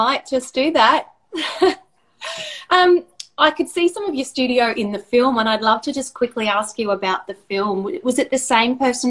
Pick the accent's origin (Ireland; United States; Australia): Australia; Queensland; as a Queenslander